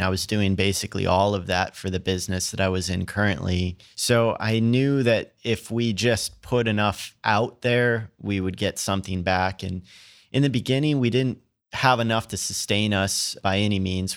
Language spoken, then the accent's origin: English; Princeton, Minnesota, United States; moved away; also born or lived in Ohio; I actually grew up in Minnesota. I'm from a really small farm town called Princeton